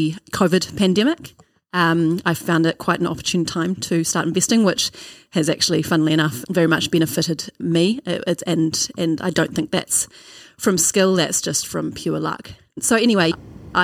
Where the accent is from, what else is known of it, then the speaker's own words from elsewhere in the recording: Auckland, New Zealand; I grew up in Auckland on the North Shore.